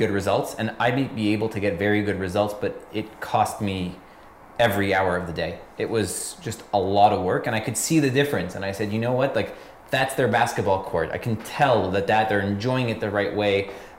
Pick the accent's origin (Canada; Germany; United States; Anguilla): Canada; Montreal, Quebec; So I'm born and raised in Montreal.